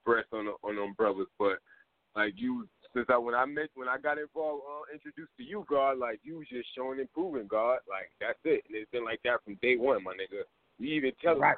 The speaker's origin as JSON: {"language": "English", "town": "New York City", "region": "New York", "country": "United States", "said": "I'm from Queens"}